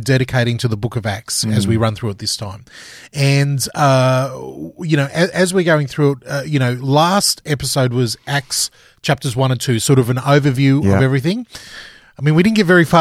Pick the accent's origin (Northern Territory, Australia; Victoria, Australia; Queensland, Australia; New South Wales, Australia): Queensland, Australia; moved away; I'm a Queenslander, and if that doesn't mean anything to people around the world, I grew up in the sunny part of Australia, the warm part of Australia